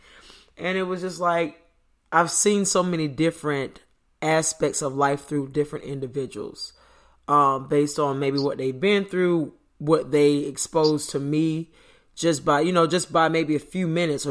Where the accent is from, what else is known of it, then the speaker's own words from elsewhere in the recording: Florida, United States; I was born in Florida, stayed in Florida my whole life